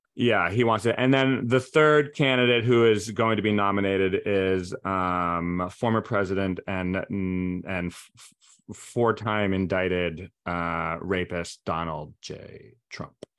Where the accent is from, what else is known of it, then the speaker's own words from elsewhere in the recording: Providence, Rhode Island, United States; I was raised in Providence, where we had the pro-Joe, the Providence Journal